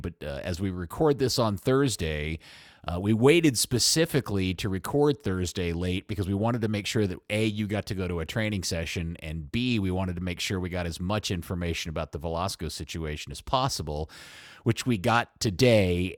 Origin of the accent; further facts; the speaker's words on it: Dallas–Fort Worth area, Texas, United States; I've lived here my entire life. They, they're my hometown team.